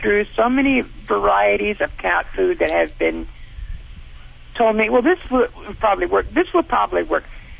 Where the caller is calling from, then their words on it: Monterey Park, California, United States; I'm calling from California, Monterey Park. I'm at work.